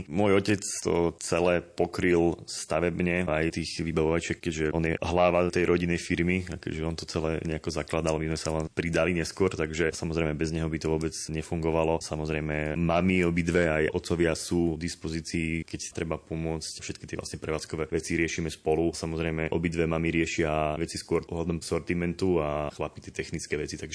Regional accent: Telgárt, Banská Bystrica Region, Slovakia; Zuzka chodila, keďže zo Spiskej Novej Vsi hornou trasou, ja som väčšinou chodil z Talgartu spodnou trasou, čiže cez Brezno, Banskú Bystricu.

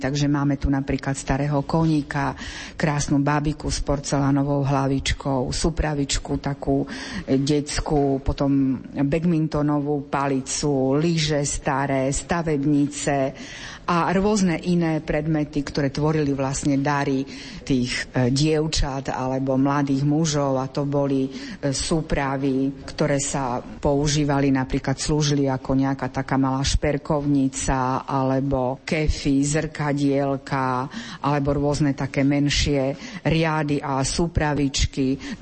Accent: eastern Slovakia, Slovakia; u nás na východe sa tomu hovorilo bobajky

